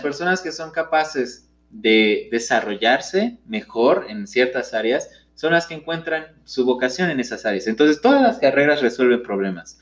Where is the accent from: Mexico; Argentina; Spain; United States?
Mexico; como mexicano